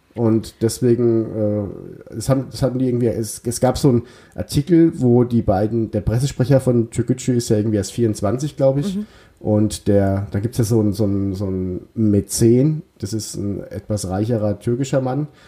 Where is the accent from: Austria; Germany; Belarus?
Germany; Bavarian Odenwald; Ich komme auch aus dem Odenwald, aber aus dem bayerischen Odenwald